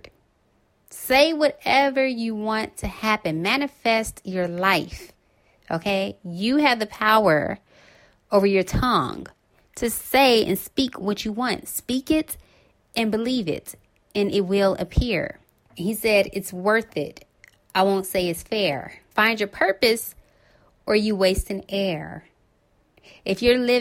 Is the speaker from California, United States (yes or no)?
yes; Los Angeles, California, United States; right here in my hometown